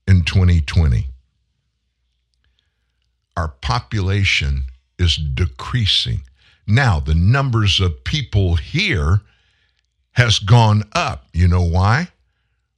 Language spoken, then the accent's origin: English; Lafayette, Louisiana, United States; also born or lived in Houston, Texas; At that time, I lived in Lafayette, Louisiana. We moved there from Houston, where that's where I was born